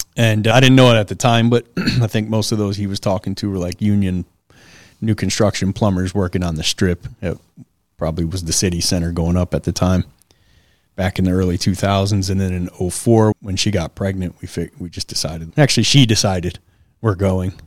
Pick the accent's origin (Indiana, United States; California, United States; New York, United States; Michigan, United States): Michigan, United States; Detroit; Southwest Detroit. For those of you who know Detroit, I grew up off